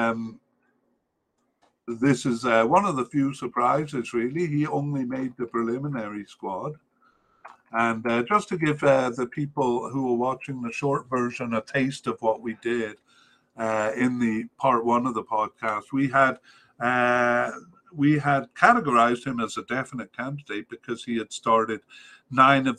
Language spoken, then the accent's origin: English; Cardiff, Wales, United Kingdom; I was raised in Cardiff